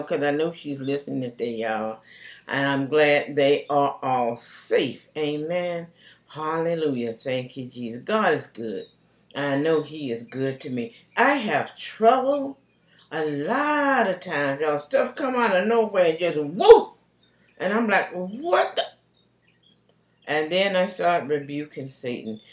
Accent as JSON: {"language": "English", "town": "Charlotte", "region": "North Carolina", "country": "United States", "tie": "born or raised there", "also_born_or_lived": "Concord, North Carolina", "moved": "yes", "said": "Charlotte is my hometown"}